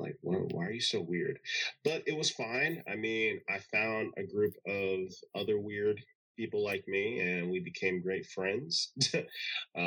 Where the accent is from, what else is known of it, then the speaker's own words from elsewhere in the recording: Long Island, New York, United States; Born and raised in Long Island, New York